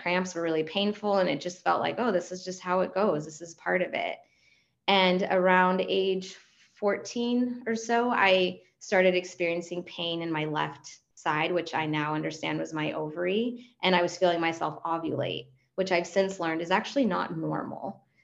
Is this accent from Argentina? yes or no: yes; Argentina; first language Spanish; English is a second language; also born or lived in Los Angeles; now in United States; And I'm a native Spanish speaker. I'm from Argentina originally. I'm an immigrant